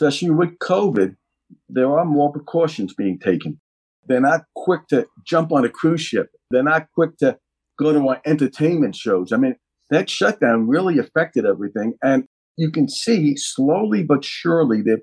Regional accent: New York City, New York, United States; accent: New York; now in Las Vegas, United States; I'm from the Bronx originally.

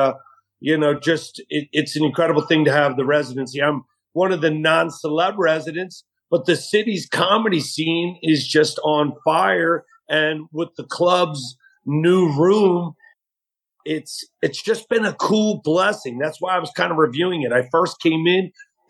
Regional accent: Atlantic City, New Jersey, United States; moved away; also born or lived in Philadelphia / New England; growing up in Atlantic City

